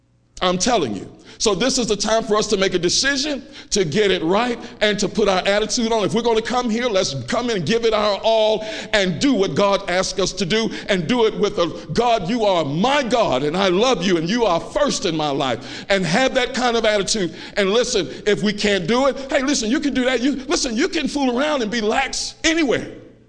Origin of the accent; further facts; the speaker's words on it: Chicago, Illinois, United States; I'm from Chicago. I know how to fight.